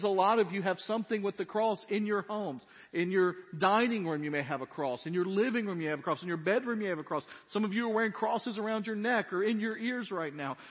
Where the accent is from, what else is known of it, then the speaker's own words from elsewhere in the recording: United States; as American Christians